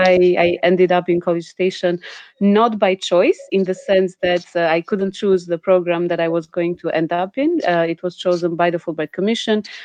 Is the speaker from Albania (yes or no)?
yes; Albania; I'm from Albania and calling from Tirana, Albania.